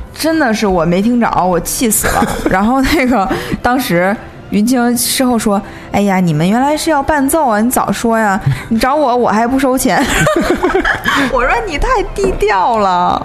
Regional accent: Northeast China, China; now in Beijing, China; 我是东北人嘛，我参加嗯。过无数次东北的婚礼

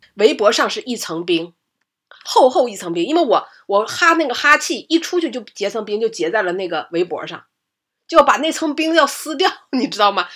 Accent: Liaoning, China; 我在东北，我在辽宁，感觉冬天已经挺冷了

